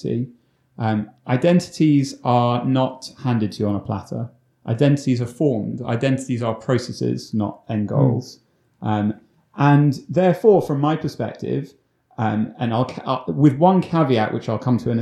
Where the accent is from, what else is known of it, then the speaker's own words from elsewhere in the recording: London, United Kingdom; I grew up in London, but the one in the UK